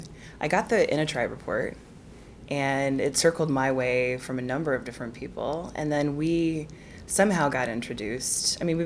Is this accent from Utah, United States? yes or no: yes; Salt Lake City, Utah, United States; also born or lived in Geneva, Switzerland; now in London, United Kingdom; Salt Lake slash Geneva.